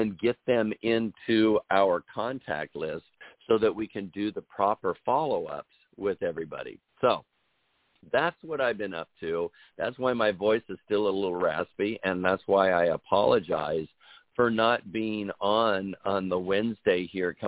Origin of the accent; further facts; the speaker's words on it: Des Moines, Iowa, United States; moved away; back in the lovely state of Iowa, my home state in the Des Moines area